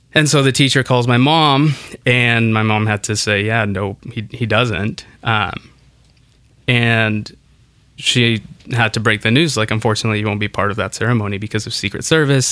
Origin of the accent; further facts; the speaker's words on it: Kansas City, Kansas, United States; English is a second language; also born or lived in Santa Ana; Growing up in Santa Ana, in Kansas City, in the suburbs of Kansas City